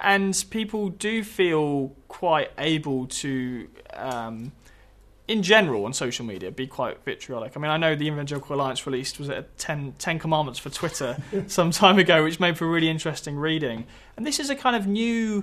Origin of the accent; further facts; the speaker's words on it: United Kingdom; myself as a Brit